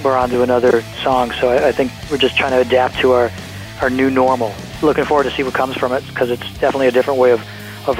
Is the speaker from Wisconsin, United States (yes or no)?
yes; Milwaukee, Wisconsin, United States; We're from Milwaukee